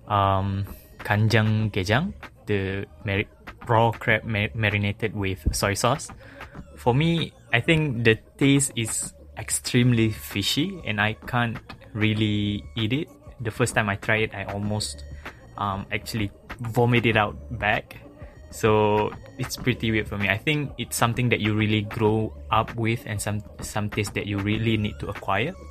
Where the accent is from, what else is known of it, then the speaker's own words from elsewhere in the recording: Malaysia; now in South Korea; I'm from Malaysia.